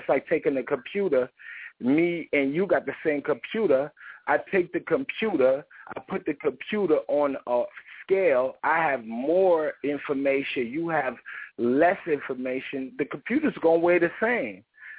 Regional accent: Chicago, Illinois, United States; born there; And I was born in Chicago.

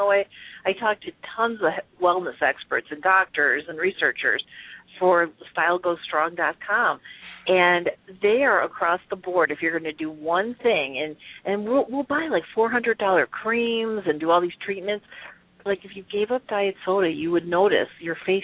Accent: Chicago, Illinois, United States; growing up in the Midwest in Chicago

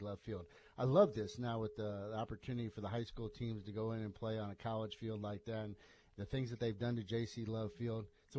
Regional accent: Iowa, United States; moved away; when I was growing up in Iowa.

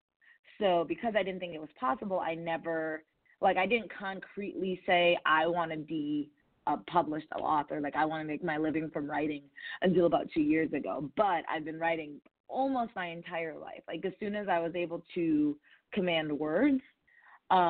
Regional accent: Chicago, Illinois, United States; I was born in Chicago

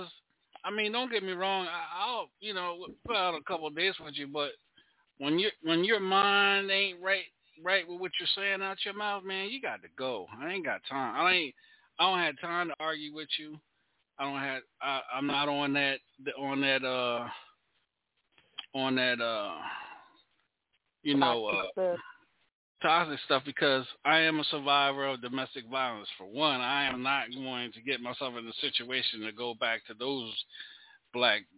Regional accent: Charlotte, North Carolina, United States; now in Louisiana, United States; I'm not from Louisiana. I'm from Charlotte. I'm from North Carolina.

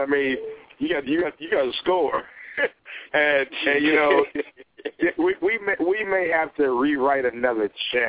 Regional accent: Chicago, Illinois, United States; my hometown

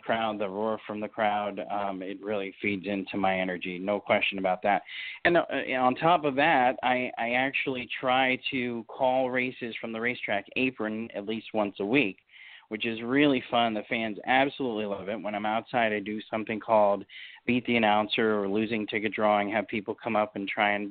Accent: New Hampshire, United States; moved away; I grew up in New Hampshire

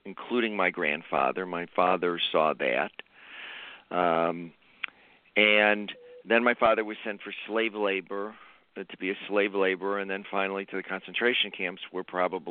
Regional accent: Chicago, Illinois, United States; my background is I grew up in Chicago

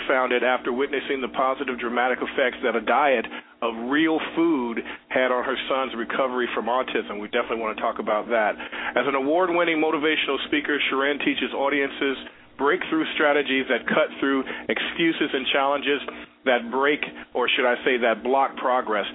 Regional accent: Chicago, Illinois, United States; moved away; my hometown, the Chi-Town

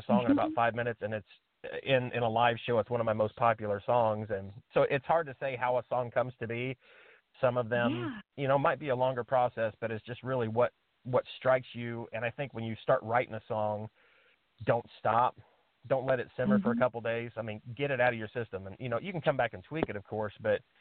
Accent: Indiana, United States; I'm from Indiana. We live in Indiana

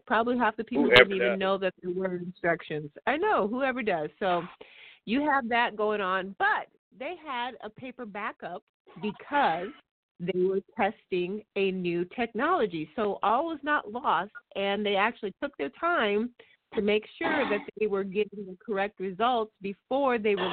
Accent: Midwest, United States; being a Midwesterner

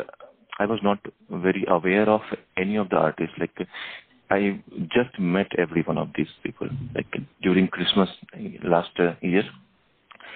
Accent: India; from India

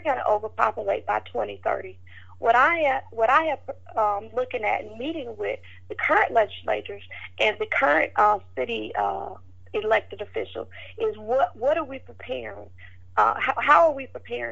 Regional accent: Marietta, Georgia, United States; accent: southern; also born or lived in Smyrna, Georgia; my southern accent, I was calling it Mac Allen. But when I got there, they corrected me and they said, no, it's McAllen. But I'm from Georgia

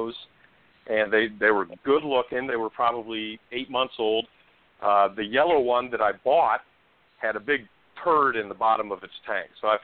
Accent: Peoria, Illinois, United States; I'm born and raised in Peoria, Illinois, halfway between Chicago and St. Louis.

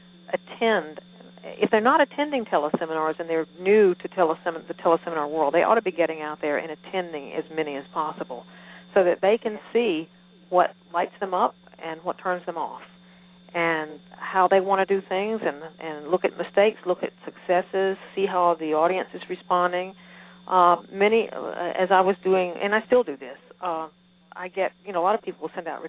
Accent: the South, United States; accent: Southern; now in Georgia, United States; I was born and raised in the South

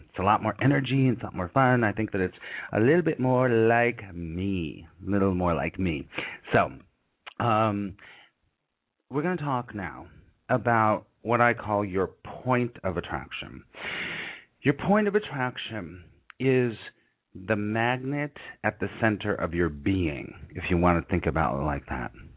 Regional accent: Los Angeles, California, United States; moved away as an adult; now in New York, United States; I grew up in Los Angeles

